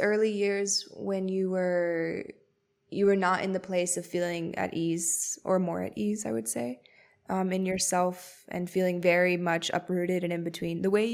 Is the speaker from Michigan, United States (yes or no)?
no; Miami, Florida, United States; I grew up in Miami